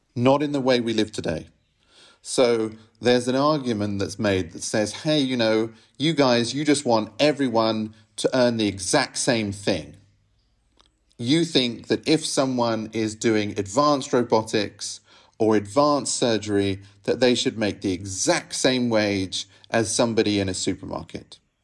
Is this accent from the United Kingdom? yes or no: yes; England, United Kingdom; now in Rome, Italy; I grew up in England